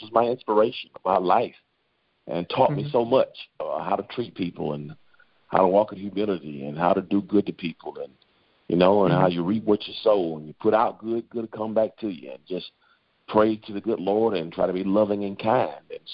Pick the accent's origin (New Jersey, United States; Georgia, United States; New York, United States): Georgia, United States; Macon; moved away as an adult; now in Atlanta, United States; I grew up in Macon, Georgia